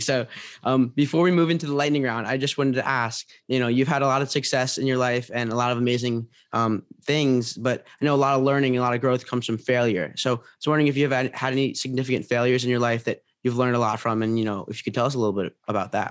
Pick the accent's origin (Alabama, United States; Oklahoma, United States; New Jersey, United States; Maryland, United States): Maryland, United States; Potomac; moved away as an adult; now in New Orleans, United States; I'm from Washington, D C area, Pot-, uh, Potomac, Maryland, but, um, I go to Tulane right now